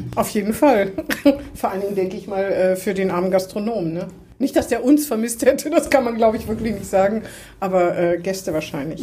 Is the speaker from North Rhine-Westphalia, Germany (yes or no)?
no; Hannover, Lower Saxony, Germany; Ich bin auch in Hannover geboren.